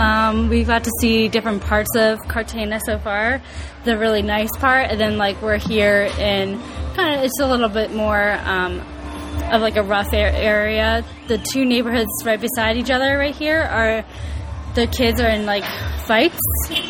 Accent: Naples, Florida, United States; I'm from Naples, Florida

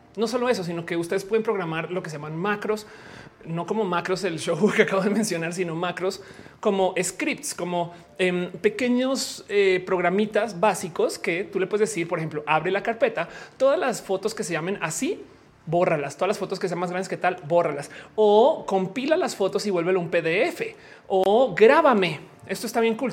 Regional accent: Mexico

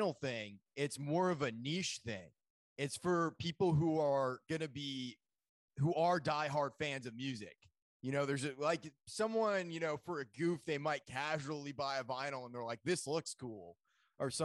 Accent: Maine, United States; moved away; also born or lived in Colorado; I grew up in Maine originally.

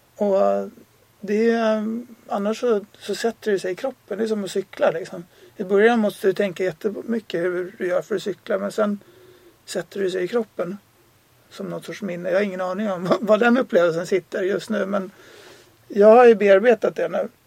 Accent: Sweden; moved away as an adult; jag är också svensk

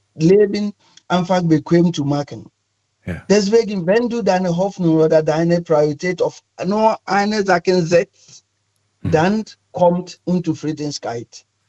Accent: Ghana; German is a second language; moved away as an adult; now in Cologne, Germany; Ich komme ursprünglich aus Ghana

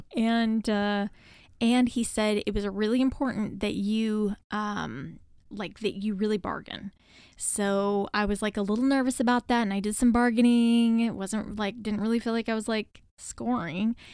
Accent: United States

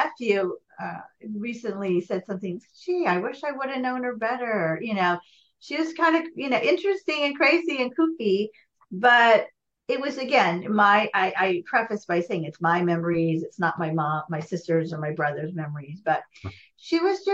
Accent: Los Angeles, California, United States; now in Goleta, United States; growing up in the Valley. I was an 80s Valley girl

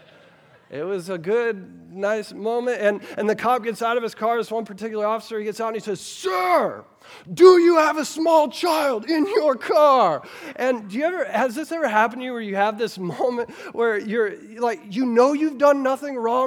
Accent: Versailles, Kentucky, United States; moved away; I grew up right here in Woodford County. I grew up in Versailles, Kentucky.

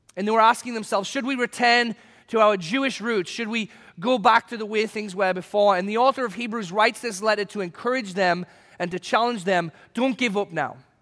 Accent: England, United Kingdom; moved away; when I was a kid growing up in England

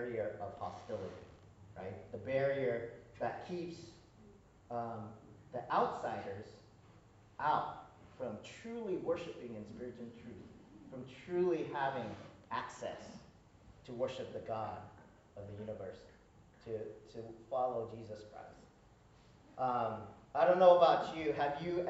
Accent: Seattle, Washington, United States; also born or lived in Hawaii; I'm from Seattle.

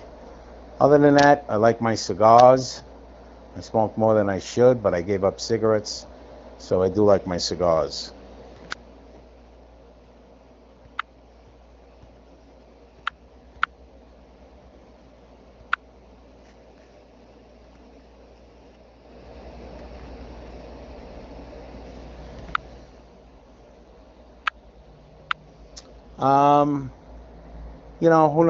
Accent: New York City, New York, United States; moved away as an adult; now in Los Angeles, United States; I grew up in Brooklyn.

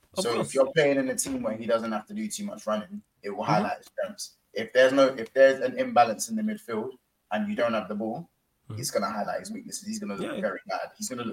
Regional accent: Jamaica; I don't speak Patois, but I'm Jamaican.

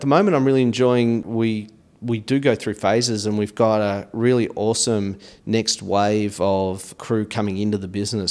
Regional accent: Australia; moved away as an adult; now in United States; initial growing up experience in Australia

